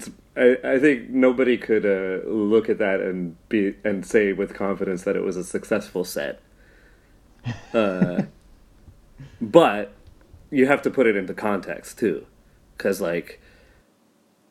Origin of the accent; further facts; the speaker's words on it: United States; moved away as an adult; now in Japan; I'm American. I've been living in Japan for 18 years